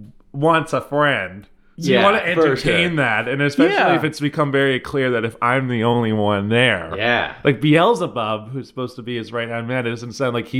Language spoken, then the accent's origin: English; Tawas, Michigan, United States; I remember when Tim Hortons came to like the town I grew up in. I grew up in Tawas, and I remember when that came to town.